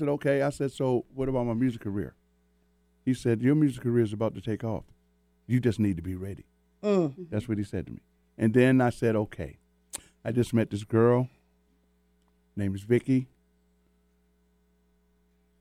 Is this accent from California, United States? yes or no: no; Tacoma, Washington, United States; moved away; I've been back home in Washington. I came from Tacoma